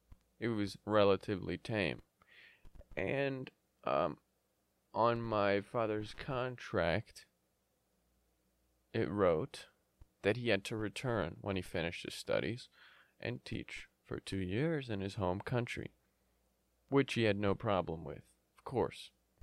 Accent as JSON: {"language": "English", "country": "Yemen", "tie": "born there", "said": "Many of you know, many of you don't know, but I was born in Yemen."}